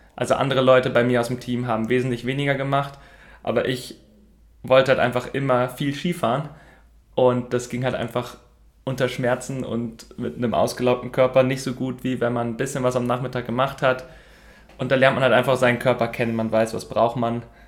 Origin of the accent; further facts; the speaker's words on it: Sprockhövel, North Rhine-Westphalia, Germany; ich komme aus Sprockhöfe, das liegt so am südlichen Rand vom Ruhrgebiet.